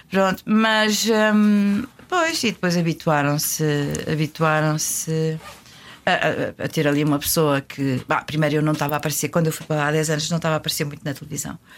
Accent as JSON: {"language": "Portuguese", "region": "Lisbon", "country": "Portugal", "tie": "born or raised there", "also_born_or_lived": "Carvalhal", "moved": "yes", "said": "nasci lá em Benfica, nascíamos em casa, a maior parte das vezes."}